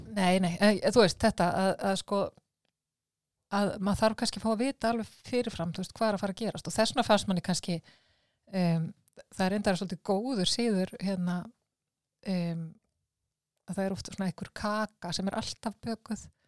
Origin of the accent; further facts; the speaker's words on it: Iceland; við erum Íslandingar